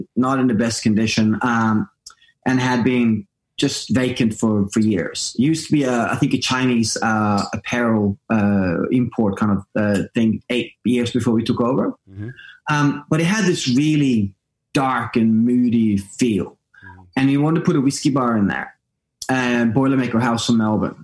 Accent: Norway; English is a second language; I'm Norwegian, so I learned English watching Eddie Murphy

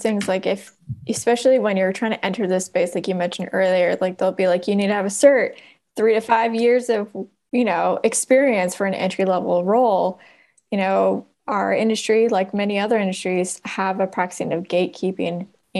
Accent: Oakland, California, United States; so I grew up in Oakland and I went to Oakland Public Schools

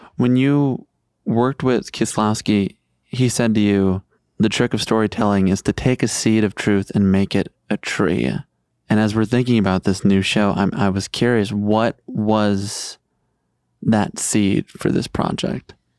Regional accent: Chicago, Illinois, United States; I grew up in Chicago

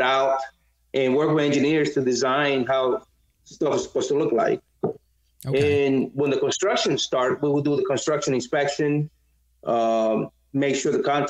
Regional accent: Dominican Republic; moved away; when I was a kid, I'm from the Dominican Republic, and I grew up, I grew up where I didn't have a toilet in my house

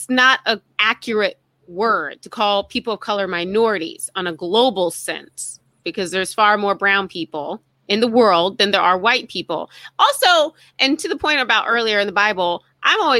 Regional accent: South Carolina, United States; I'll say South Carolina

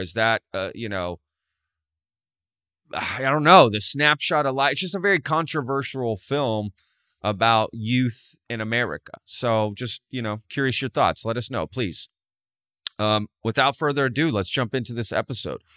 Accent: Texas, United States; grew up in a small small town in Texas

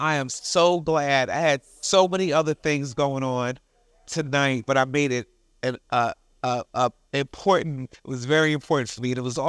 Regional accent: Philadelphia, Pennsylvania, United States; there was an oratorical contest in North Philly. I'm from Bill Cosby's neighborhood.

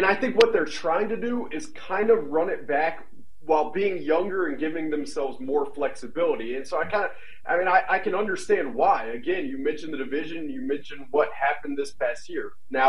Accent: Alabama, United States; I'm from Alabama.

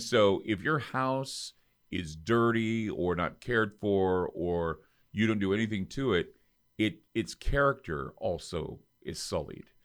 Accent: Utah, United States; I come from Utah

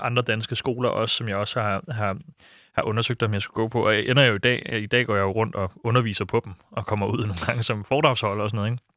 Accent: Silkeborg, Central Denmark Region, Denmark; den by, hvor jeg voksede op i Silkeborg

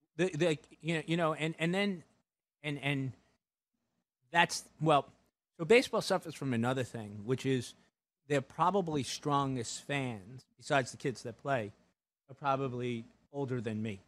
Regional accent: New York, United States; as a New Yorker

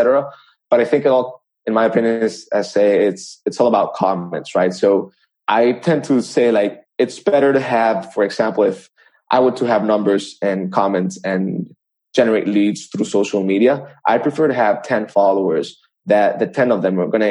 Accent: El Salvador; I was born in El Salvador

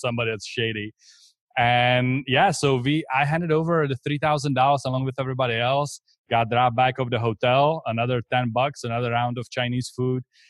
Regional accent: Czechia; English is a second language; moved away as an adult; also born or lived in Texas; now in Tampa, United States; I came here from the Czech Republic. So that's where I'm originally from. That's where this accent is from.

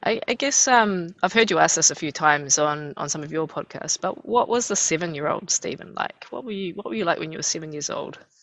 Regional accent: Rotorua, Bay of Plenty, New Zealand; I hail from Rotorua

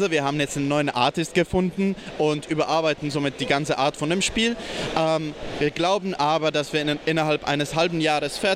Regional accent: Bayreuth, Bavaria, Germany; äh, ich komme aus, aus Bayreuth

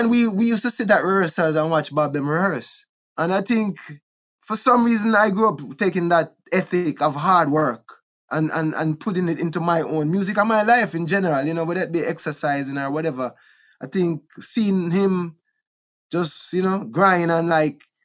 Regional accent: Kingston, Jamaica; also born or lived in Wilmington, Delaware / Bull Bay, Jamaica; Trenchtown, where I was born in Trenchtown. We grew up in a Trenchtown a little bit

